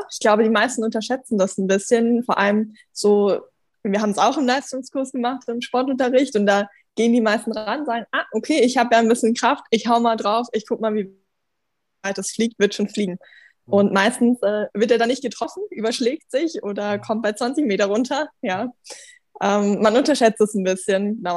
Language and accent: German; Bernbach, Germany; in Bernbach noch, so ein ganz kleines Dorf, da wo ich herkomme.